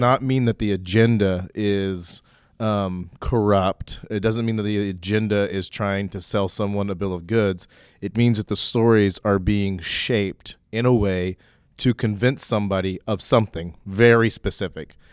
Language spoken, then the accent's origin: English; Oklahoma, United States; when I was growing up, I grew up in Oklahoma.